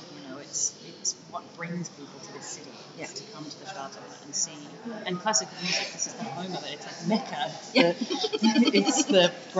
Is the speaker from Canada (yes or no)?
no; Australia; also born or lived in United States; I was born in Australia during that time. Then our visa expired. We went back to the US and then immigrated when I was 3.